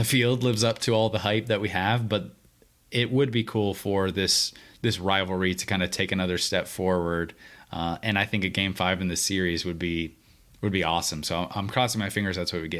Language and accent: English; North Carolina, United States; growing up in North Carolina